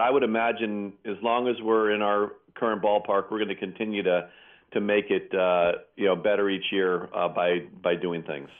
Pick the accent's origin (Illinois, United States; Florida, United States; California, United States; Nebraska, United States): California, United States; Pleasanton; my hometown of Pleasanton